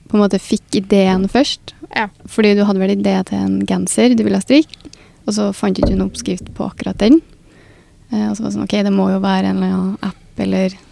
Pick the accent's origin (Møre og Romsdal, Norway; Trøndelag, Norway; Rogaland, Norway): Trøndelag, Norway; Orkdalen; moved away as an adult; now in Trondheim, Norway; Jeg er fra Orkdalen.